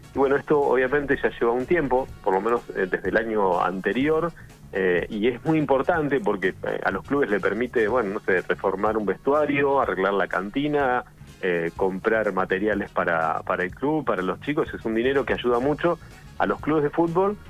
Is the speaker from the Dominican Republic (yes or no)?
no; Argentina; yo soy de Regueira